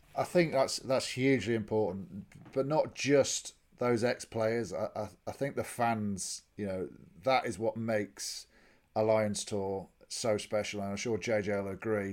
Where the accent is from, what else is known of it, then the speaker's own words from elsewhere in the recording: England, United Kingdom; as an Englishman